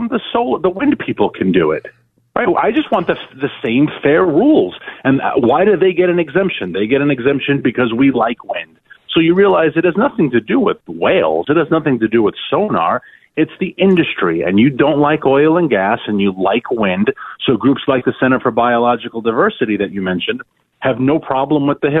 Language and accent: English; New York City, New York, United States; when I was a kid growing up in Queens